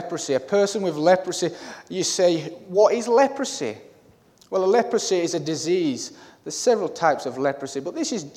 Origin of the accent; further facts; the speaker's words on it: Cumbria, North West England, United Kingdom; moved away; I'm originally from Cumbria, near the Lake District